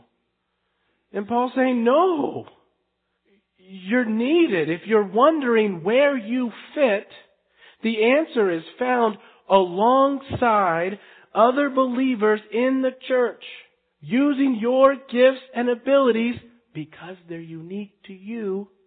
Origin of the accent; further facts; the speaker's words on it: United States; We're Western. We're American